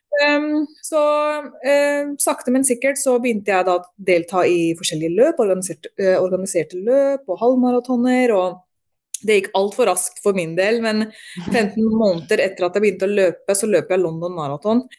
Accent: Norway; moved away as an adult; also born or lived in Drammen, Norway / England; jeg er født og oppvokst i Norge

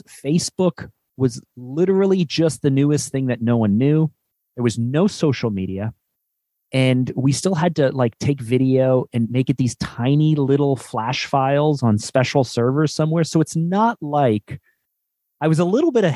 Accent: Canada; also born or lived in Toronto; I'm Canadian. We live in Toronto, which is kind of like the New York City of our country

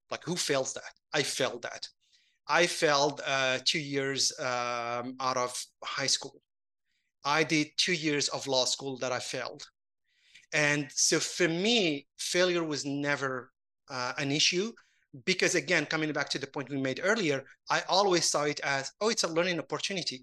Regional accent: Casablanca, Casablanca-Settat, Morocco; moved away; I grew up in Casablanca

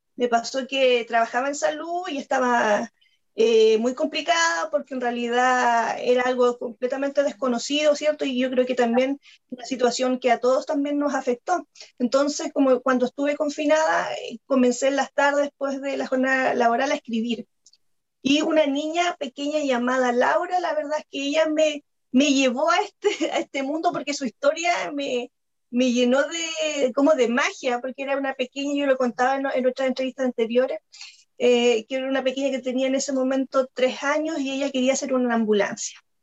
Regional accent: Chile; soy periodista y soy escritora chilena

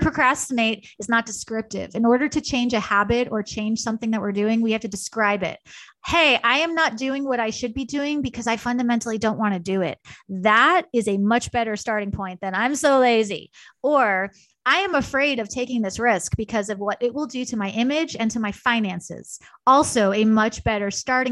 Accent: New York, United States; moved away; also born or lived in Kansas; I'm a New Yorker born and bred

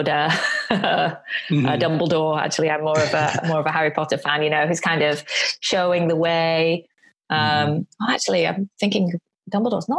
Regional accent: Bury, North West England, United Kingdom; now in Tokyo, Japan; I was born in Bury in Lancashire, the north of England

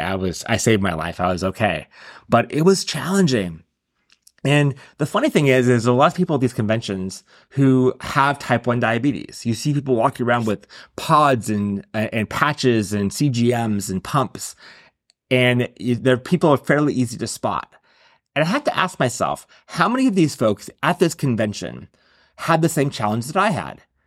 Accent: San Diego, California, United States; my hometown of San Diego

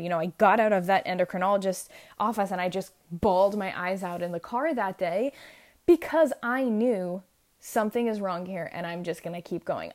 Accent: New York, United States; I'm actually from New York

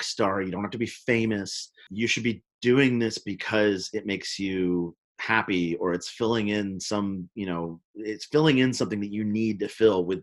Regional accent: Oakland, California, United States; also born or lived in Memphis, Tennessee; I grew up in Oakland, California, but I'm from Memphis

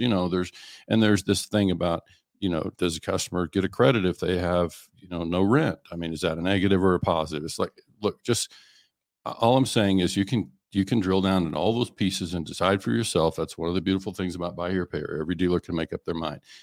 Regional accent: Oklahoma, United States; I was in Oklahoma

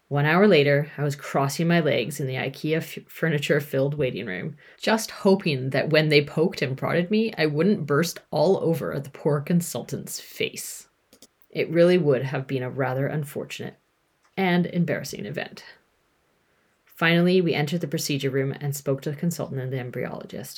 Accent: Canada; moved away as an adult; also born or lived in United Kingdom; I lived in the UK at the time, if you haven't figured that out, and I'm from Canada

